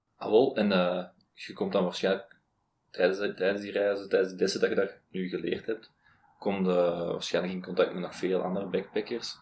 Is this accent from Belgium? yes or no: yes; Belgium; ik ben een Belg